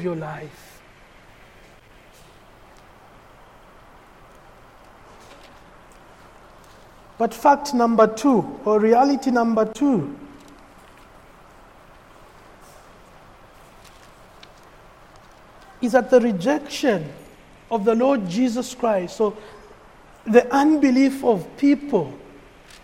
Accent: Kitwe, Copperbelt Province, Zambia; Growing up in Kitwe

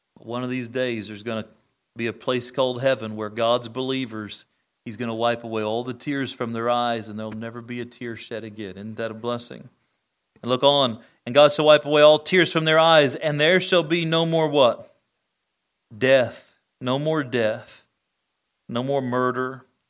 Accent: United States; I'm thankful to be an American citizen

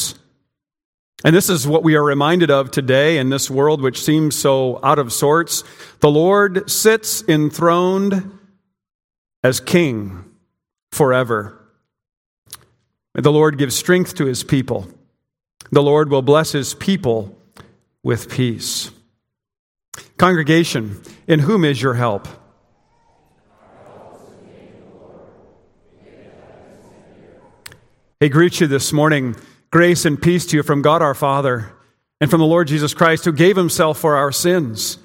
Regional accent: Prinsburg, Minnesota, United States; moved away; my hometown, Prinsburg, Minnesota

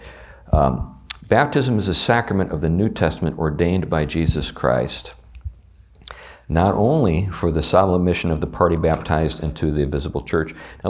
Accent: the South, United States; accent: Southern US; I keep resorting to my southern accent.

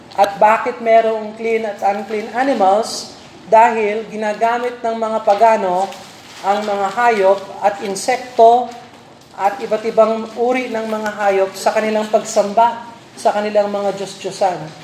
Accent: Philippines; bilang Pilipino

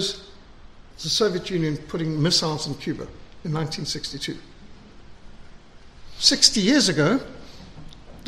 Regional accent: South Africa; Even in our most conservative days in South Africa

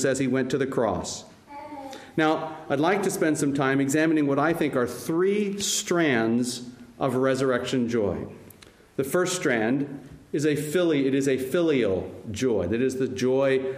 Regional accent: United States; I'm American

